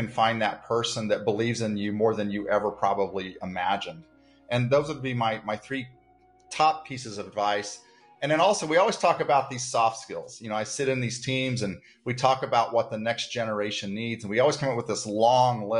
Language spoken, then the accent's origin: English; Dodge City, Kansas, United States; also born or lived in Manhattan, Kansas; I'm born and bred in Kansas